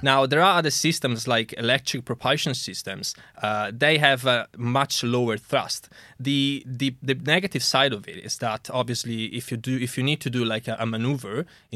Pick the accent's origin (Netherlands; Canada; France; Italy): Italy; moved away as an adult; also born or lived in Germany / Coventry, United Kingdom; now in United Kingdom; I'm originally from Italy